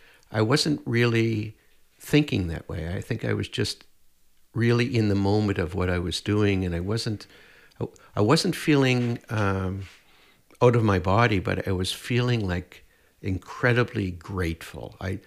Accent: Prince Edward Island, Canada; born there; now in Edmonton, Canada; I was born in Prince Edward Island, but I've been in Edmonton for the last 50 years.

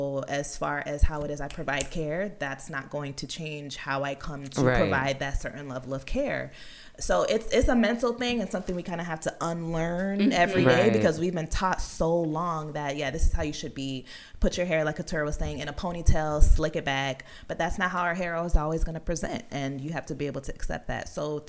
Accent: Miami, Florida, United States; because I'm from Miami, obviously.

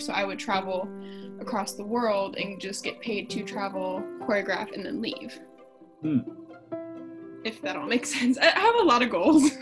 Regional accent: Canton, Ohio, United States; I grew up in Canton, Ohio.

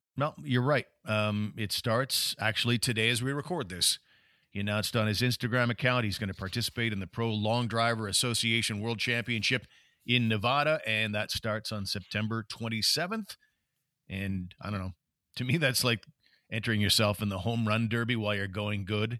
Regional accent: Canada; I'm a Canadian fan

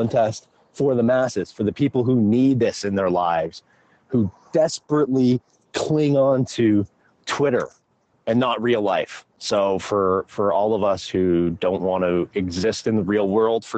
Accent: Canada; I am the token Canadian of the show

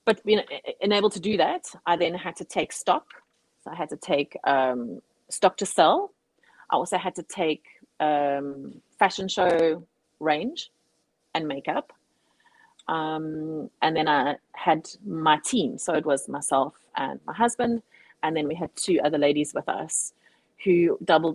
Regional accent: South Africa; now in Cape Town, South Africa; I'm a South African

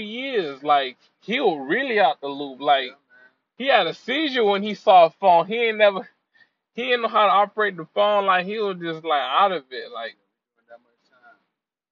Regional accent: Florida, United States; moved away as an adult; also born or lived in Decatur, Georgia; now in College Park, United States; Now I'm not from here. I'm just delivering food. I'm from Florida. So I moved over here in Decatur back in December

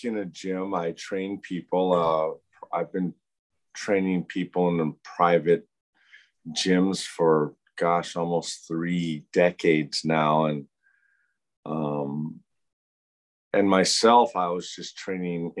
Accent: Louisville, Kentucky, United States; now in Hawaii, United States; I was born in Louisville, Kentucky

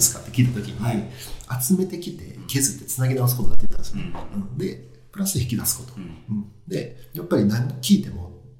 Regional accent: Japan; moved away as an adult; also born or lived in South Korea / United States / China; 日本で高校まで行ってたんですけど、うん、そこから10年間海外なんですよ

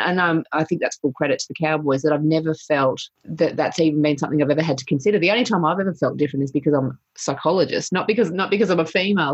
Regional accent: Sunshine Coast, Queensland, Australia; I grew up on the Sunshine Coast

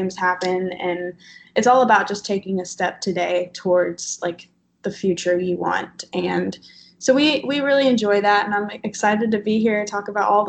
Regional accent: Southern Illinois, United States; moved away as an adult; now in Marietta, United States; I was born and raised in Southern Illinois

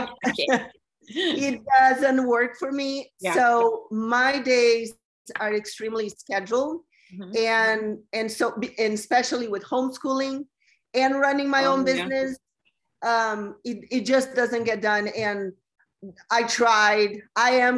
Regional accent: Brazil; moved away as an adult; also born or lived in Los Angeles, United States / San Diego, United States; now in United States; I'm originally from Brazil, and I moved to the U.S. when I was 20 to go to fashion school in L.A.

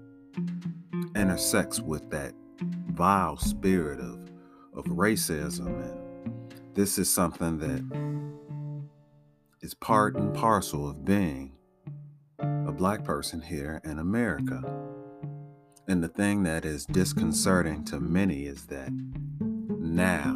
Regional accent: Chicago, Illinois, United States; growing up in Chicago

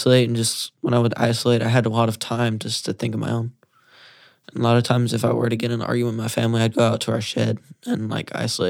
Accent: Comfort, California, United States; moved away; I'm from Comfort, California. I'm 15, actually 16 now.

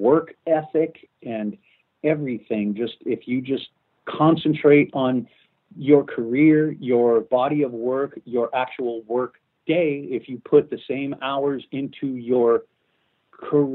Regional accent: Los Angeles, California, United States; moved away as an adult; also born or lived in Vancouver, Canada; as an American, and as an American who essentially, you know, who grew up in Los Angeles

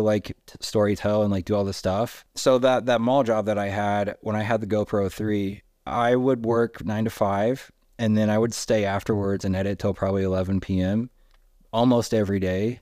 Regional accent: Indiana, United States; now in Salt Lake City, United States; I was very happy in Indiana for a really long time

